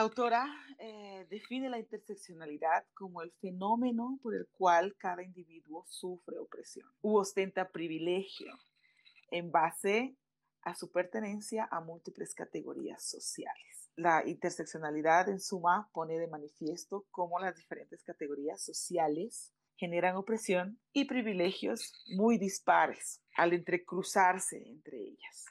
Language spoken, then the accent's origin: Spanish; Bolivia; dentro del activismo en mi país, Bolivia